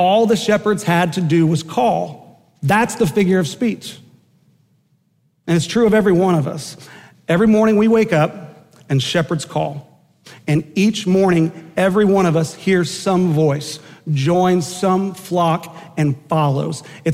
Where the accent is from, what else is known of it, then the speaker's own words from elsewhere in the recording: Enid, Oklahoma, United States; growing up in Enid, Oklahoma